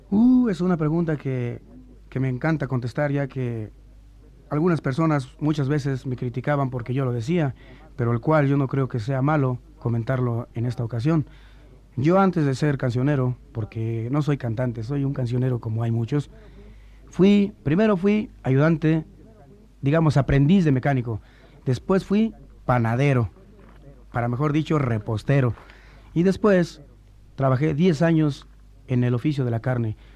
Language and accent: Spanish; Tacubaya, Mexico City, Mexico; also born or lived in Nogales, Sonora; haberme criado en Tacubaya